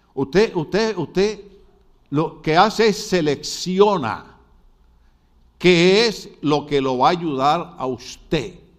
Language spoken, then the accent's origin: Spanish; Puerto Rico; soy puertorriqueño